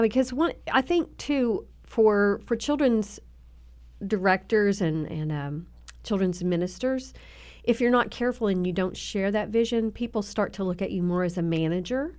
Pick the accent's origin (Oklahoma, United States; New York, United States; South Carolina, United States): Oklahoma, United States; Southern; accent: twang; moved away; also born or lived in Tennessee; Southern, Southern Oklahoma